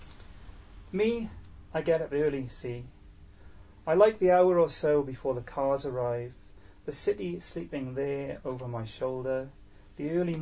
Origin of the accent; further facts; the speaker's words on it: Newport, Wales, United Kingdom; I'm from Newport